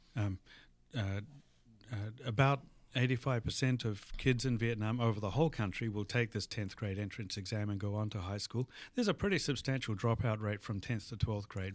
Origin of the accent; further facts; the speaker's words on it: New Zealand; moved away as an adult; also born or lived in Australia; now in Madison, United States; I was born in New Zealand and, uh, did all of my, uh, tertiary education in Australia